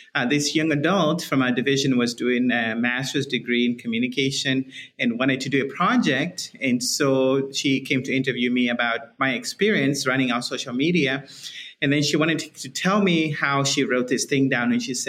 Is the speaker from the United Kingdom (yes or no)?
no; Zimbabwe; You might be trying to guess where my accent is from. It's from all over the place. But I'm originally from Zimbabwe, which is in Southern Africa. And my accent has probably changed over time a little.